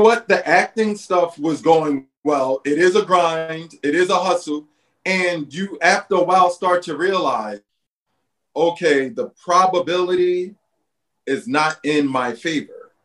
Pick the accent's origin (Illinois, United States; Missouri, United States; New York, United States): New York, United States; New York City; also born or lived in Bed-Stuy, Brooklyn; now in Los Angeles, United States; We're both from Brooklyn. We're from Red Hook Projects